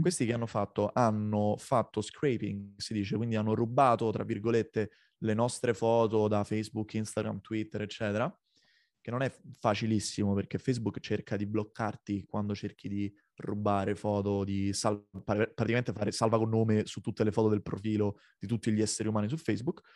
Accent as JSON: {"language": "Italian", "town": "Rome", "region": "Lazio", "country": "Italy", "tie": "born or raised there", "moved": "as an adult", "lives_now": "Copenhagen, Denmark", "said": "io nato nel 1991 a Roma"}